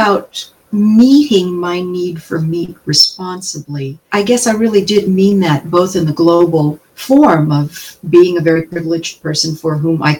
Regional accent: Appalachia, United States; moved away as an adult; now in Kansas, United States; I grew up in Appalachia

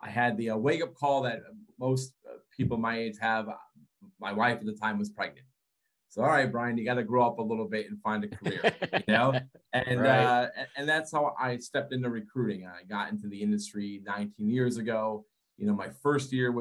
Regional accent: Connecticut, United States; Born and raised in Connecticut

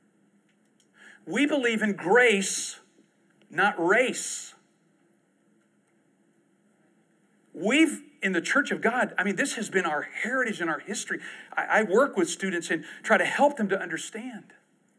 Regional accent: Southeast Texas, United States; we lived in Southeast Texas, which was a really rough area for racism

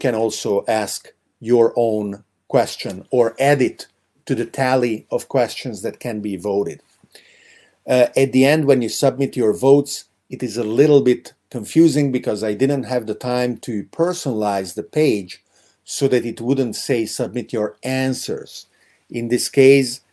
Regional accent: Hungary; I grew up in Hungary

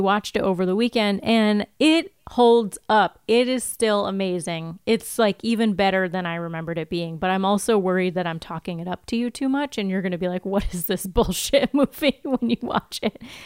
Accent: United States; We're from America and we don't prioritize language learning

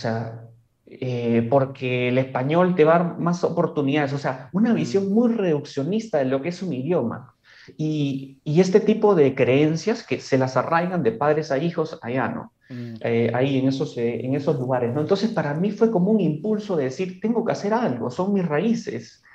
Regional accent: Peru; first language Spanish; tú como peruano sabes que nuestro país es complejo

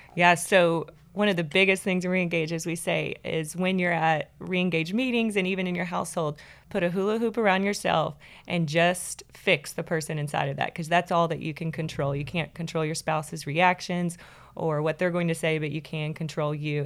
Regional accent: Kilgore, Texas, United States; I grew up in Kilgore, Texas

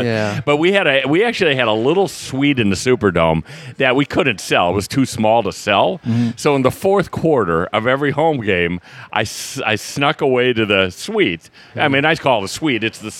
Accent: Appleton, Wisconsin, United States; moved away as an adult; also born or lived in Chicago; now in New Orleans, United States; I am from the great city of Appleton, Wisconsin.

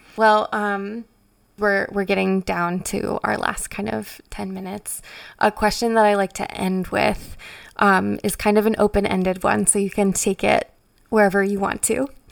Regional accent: Frederick, Maryland, United States; Frederick is my hometown

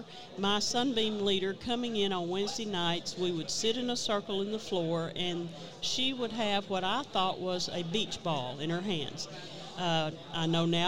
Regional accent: Hope, Arkansas, United States; I'm from Hope, Arkansas. That's where I was born and raised

